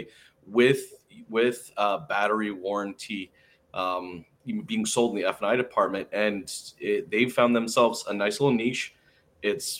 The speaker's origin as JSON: {"language": "English", "town": "Boise", "region": "Idaho", "country": "United States", "tie": "born or raised there", "said": "I was born in Boise, Idaho. Like I'm a potato farmer"}